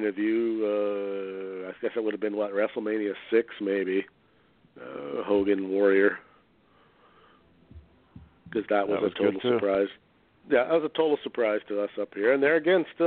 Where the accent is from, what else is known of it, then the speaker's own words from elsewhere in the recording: Canada; being Canadian